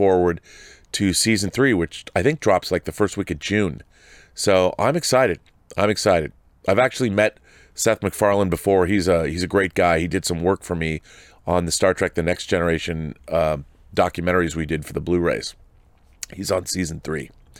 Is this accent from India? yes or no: no; Regina, Saskatchewan, Canada; I went to see a play at the Globe Theater in my hometown of, is it Regina, Saskatchewan, called The Alice Nocturne